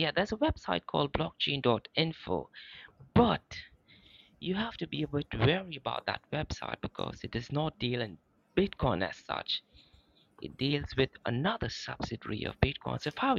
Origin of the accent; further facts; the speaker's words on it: India; also born or lived in Manchester, England; now in Dubai, United Arab Emirates; I'm originally from India, but I moved to Manchester, England, and now I've been living in Dubai for the past almost over a decade now.